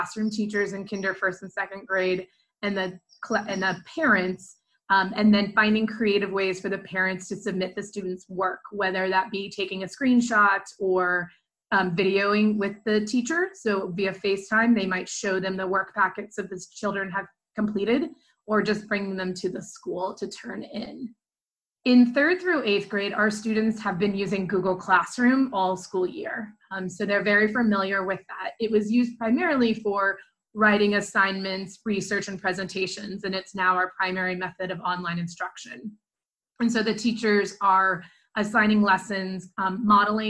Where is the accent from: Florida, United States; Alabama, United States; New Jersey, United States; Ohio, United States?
Ohio, United States; Dayton; also born or lived in Chicago / Northwest Indiana; I moved back to Dayton, my hometown